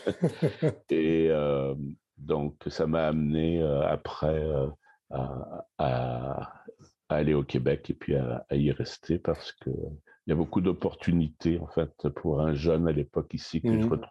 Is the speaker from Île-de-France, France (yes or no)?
yes; Paris, Île-de-France, France; now in Canada; Et non, je suis né à Paris. Je suis né à Paris. Puis donc, j'ai été j'ai fait mes études à Paris